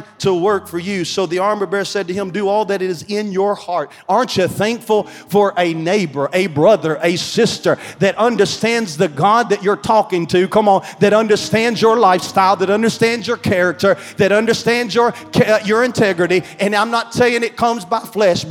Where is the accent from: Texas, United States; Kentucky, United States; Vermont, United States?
Kentucky, United States; Beaver Dam; I'm from Beaver Dam, Kentucky